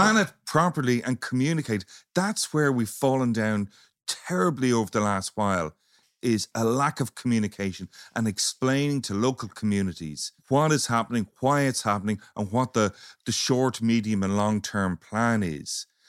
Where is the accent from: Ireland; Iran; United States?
Ireland; if we're all Irish, our culture